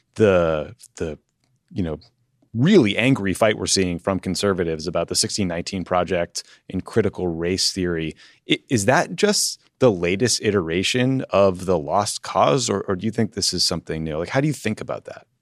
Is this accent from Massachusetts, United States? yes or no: yes; Massachusetts, United States; I grew up in Massachusetts